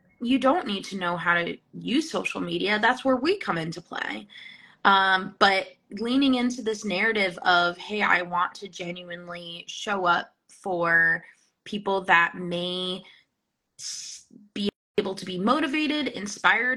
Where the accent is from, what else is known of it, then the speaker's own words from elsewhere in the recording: New Jersey, United States; now in Vermont, United States; I'm from New Jersey, in case you couldn't tell.